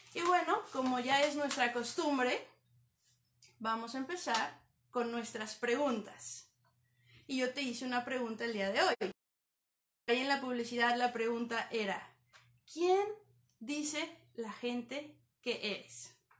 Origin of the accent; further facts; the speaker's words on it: Toluca, State of Mexico, Mexico; moved away as an adult; now in Canada; Soy de México, de la ciudad de Toluca.